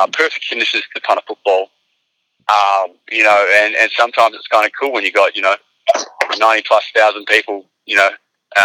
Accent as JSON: {"language": "English", "country": "Australia", "also_born_or_lived": "Arkansas, United States / San Francisco, United States", "moved": "as an adult", "lives_now": "United States", "said": "being Australian"}